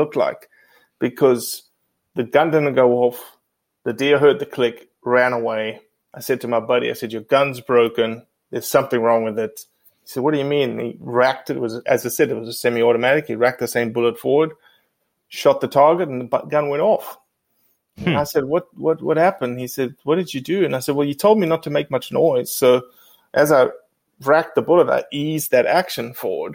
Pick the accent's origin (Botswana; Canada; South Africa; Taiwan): South Africa; born or raised there; moved away as an adult; also born or lived in Mississippi; now in United States